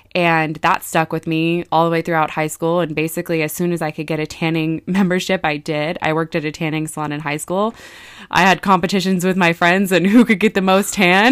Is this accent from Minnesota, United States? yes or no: no; Vacaville, California, United States; I'm from Vacaville, so it's about forty-five minutes